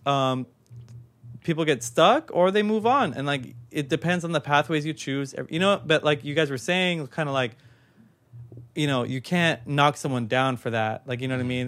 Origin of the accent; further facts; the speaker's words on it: Long Beach, California, United States; I was born in Long Beach. Like, I'm, I've been here my whole life